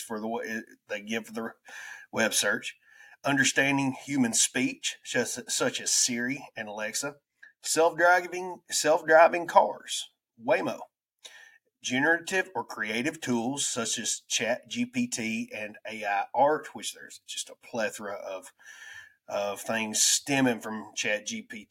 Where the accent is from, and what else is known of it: United States; accent: redneck